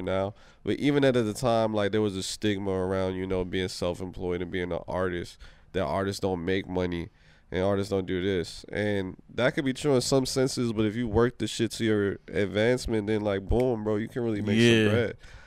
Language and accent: English; Maryland / D.C., United States; also born or lived in Washington, D.C. / Panama (family ancestry); now in Los Angeles, United States; I'm a Maryland D.C. nigga till I'm in the grave